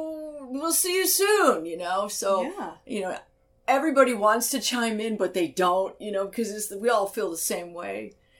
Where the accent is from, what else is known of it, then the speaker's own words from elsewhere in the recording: United Kingdom; now in Arizona, United States; And the UK, because I am British. My father was British, and that's how I grew up. you know, so it feels like home.